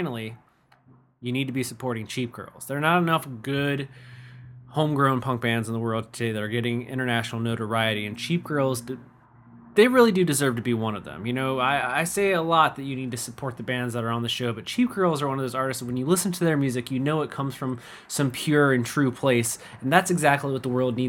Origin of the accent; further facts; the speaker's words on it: Constantine, Michigan, United States; also born or lived in Ohio / Big Rapids, Michigan; I'm from Ohio originally, but I grew up in Constantine